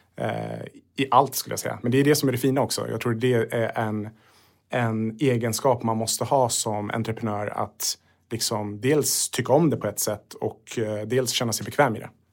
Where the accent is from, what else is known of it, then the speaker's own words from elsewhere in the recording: Sweden; är född i Sverige men Sverige tog emot mina föräldrar